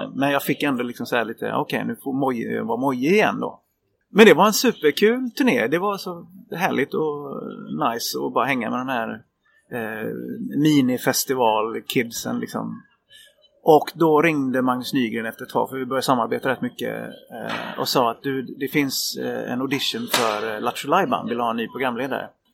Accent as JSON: {"language": "Swedish", "town": "Varberg", "region": "Halland County", "country": "Sweden", "tie": "born or raised there", "said": "Jag är uppväxt på landet utanför Varberg"}